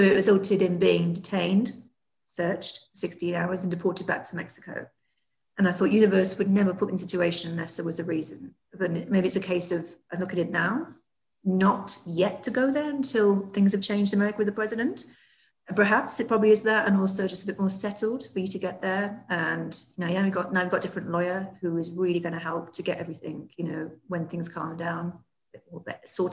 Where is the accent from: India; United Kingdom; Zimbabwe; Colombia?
United Kingdom; moved away as an adult; So obviously I am British and I was based in the UK